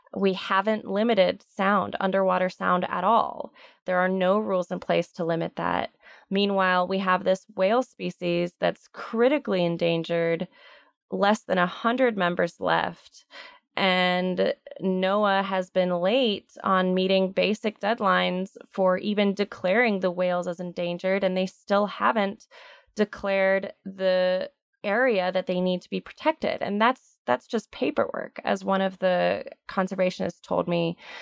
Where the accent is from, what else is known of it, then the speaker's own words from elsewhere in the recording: Houston, Texas, United States; I'm from Houston, Texas. I grew up in Houston.